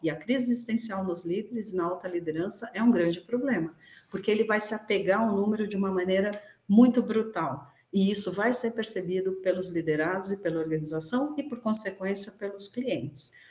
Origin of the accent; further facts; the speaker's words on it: Brazil; nós, como brasileiros